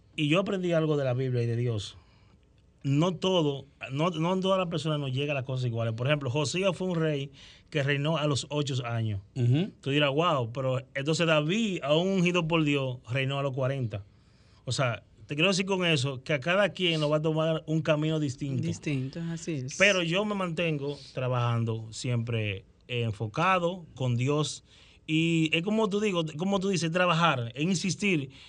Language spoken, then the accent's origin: Spanish; Cotuí, Sánchez Ramírez, Dominican Republic; yo soy de Cotuí